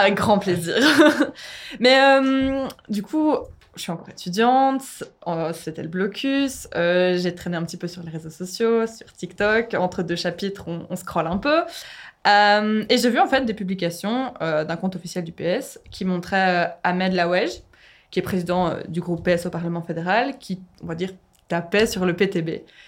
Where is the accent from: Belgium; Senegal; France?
Belgium; Hainaut, Wallonia; moved away as an adult; now in Brussels, Belgium; de base, je viens du Hainaut. J'ai dû venir à Bruxelles pour faire mon master